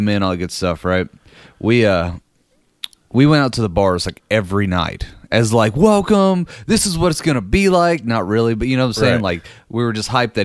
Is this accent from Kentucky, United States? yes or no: yes; Danville, Kentucky, United States; moved away; also born or lived in Lexington, Kentucky; my hometown of Danville